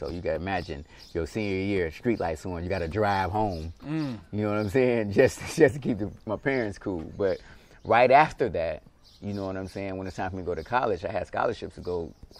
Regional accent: Detroit, Michigan, United States; I was born and raised in this actual apartment right here, man, my whole life, at least till I was like 16, 17.

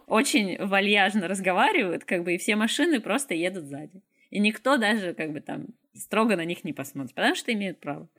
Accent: Izhevsk, Udmurtia, Russia; also born or lived in Moscow, Russia; now in Grodno, Belarus; я из России, там в Ижевске

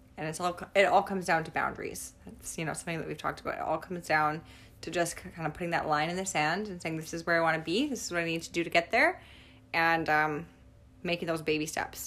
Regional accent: Niverville, Manitoba, Canada; we're from Niverville

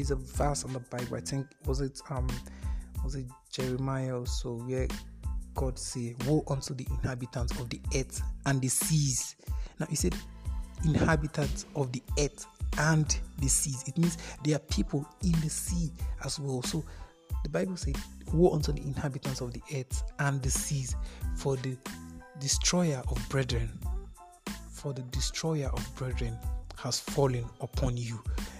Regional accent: Kogi, Nigeria; I told you I'm from Kogi State. There was a time I was with my aunt in Kogi State

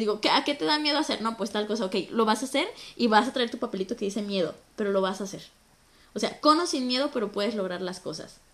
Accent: Mexico; moved away as an adult; now in Toronto, Canada; soy de México

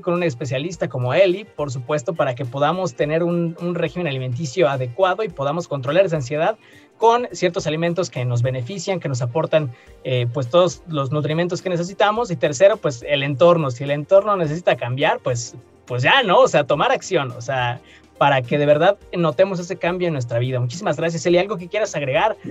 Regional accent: Mexico; como mexicanos

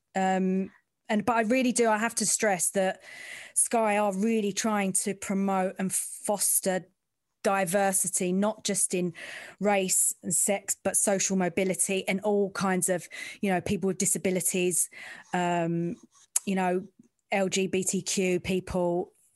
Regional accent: London, United Kingdom; I'm from the East End

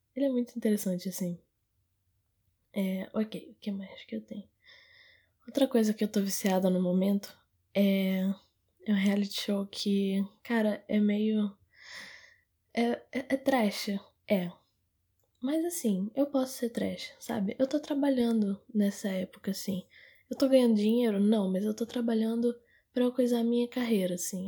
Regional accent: Manaus, Amazonas, Brazil; eu sou de Manaus

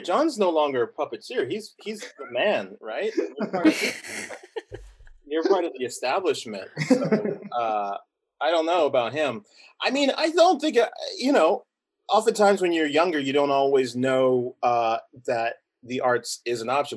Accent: Southern California, United States; we grew up in Southern California

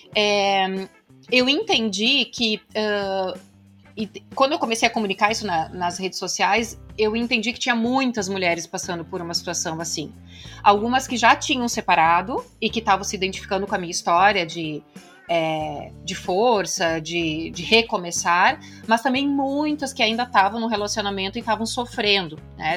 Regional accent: Santa Cruz do Sul, Rio Grande do Sul, Brazil; moved away as an adult; also born or lived in Canada; Eu sou de Santa Cruz do Sul, no Rio Grande do Sul. Minha cidade é, natal é lá.

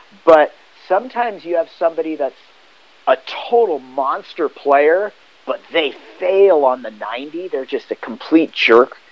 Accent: Hermosa Beach, California, United States; I grew up in Hermosa Beach

